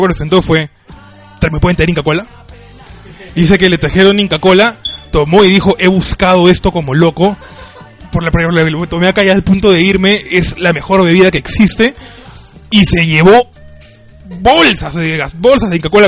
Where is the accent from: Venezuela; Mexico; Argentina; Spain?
Argentina; moved away; por costumbre argentina. Yo soy de cocinar bastante